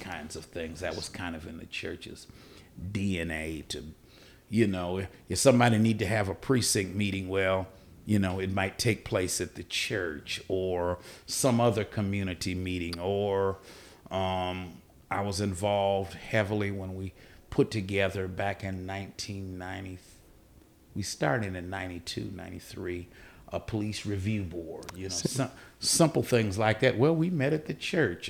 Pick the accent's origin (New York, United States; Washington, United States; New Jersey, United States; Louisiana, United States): Washington, United States; Seattle; moved away as an adult; also born or lived in Texas / Richmond, Virginia; now in Winston-Salem, United States; I was born and raised in Seattle, Washington